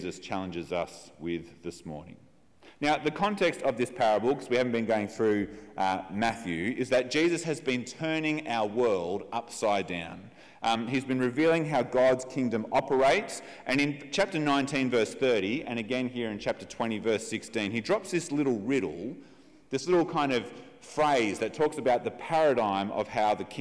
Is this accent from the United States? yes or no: no; Australia; as we think about ourselves as Australian